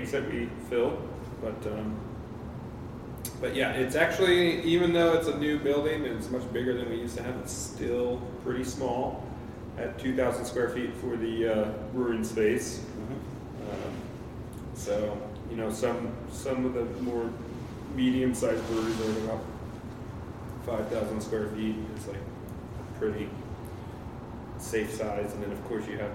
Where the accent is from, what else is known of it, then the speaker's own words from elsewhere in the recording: Texas, United States; also born or lived in Santa Cruz, California / Oregon; now in Portland, United States; I was born in Texas, and I have family